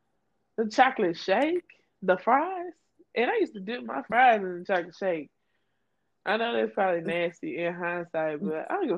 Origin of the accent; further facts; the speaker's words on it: Louisiana, United States; I'm from Louisiana, so I would go to New Orleans at least two to three times a year.